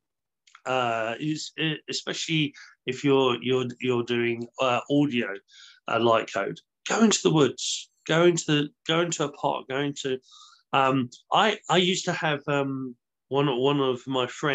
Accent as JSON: {"language": "English", "country": "United Kingdom", "said": "we're British"}